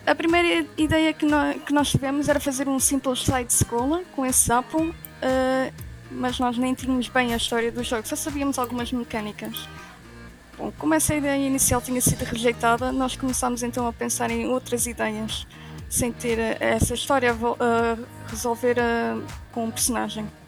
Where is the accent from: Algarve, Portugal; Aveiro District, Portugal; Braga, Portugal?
Aveiro District, Portugal; Aveiro; sou da Aveiro